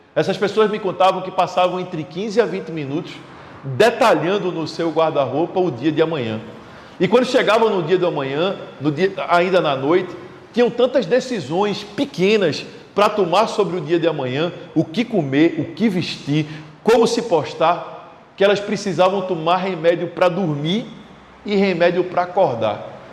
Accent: Recife, Pernambuco, Brazil; Eu sou do Recife, moro no Recife

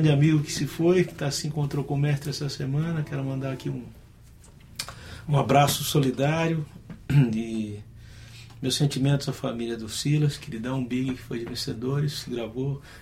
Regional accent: São Bernardo do Campo, São Paulo, Brazil; nasci em São Bernardo do Campo, né? Em, em São Paulo.

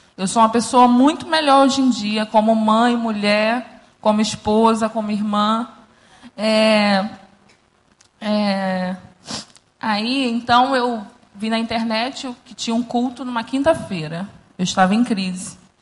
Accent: Rio de Janeiro, Brazil; Eu cresci aqui no Recreio, numa comunidade

